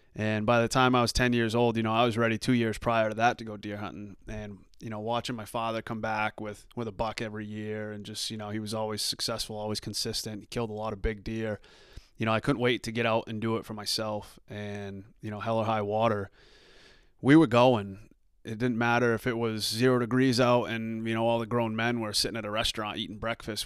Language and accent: English; Arundel, Maine, United States; also born or lived in Dayton, Maine; I grew up in Arundel, um, lived there